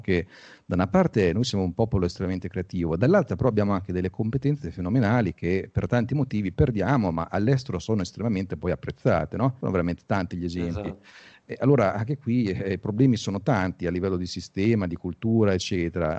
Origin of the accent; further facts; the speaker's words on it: Pesaro, Marche, Italy; io sono di Pesaro, qua c'era un distretto mobiliare